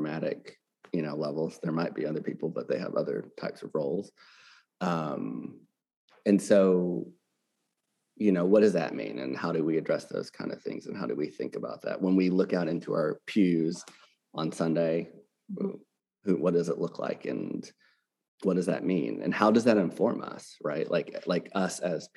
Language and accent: English; Arkansas, United States; moved away as an adult; also born or lived in California / New York / Baltimore, Maryland / Boston, Massachusetts; now in Jackson, Mississippi, United States; I'm born and raised from Arkansas in the South